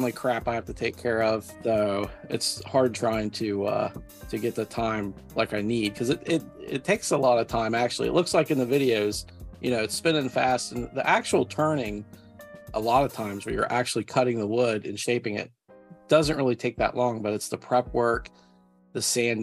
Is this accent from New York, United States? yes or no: no; Ohio, United States; now in West Virginia, United States; I'm actually from Ohio. I actually grew up in Ohio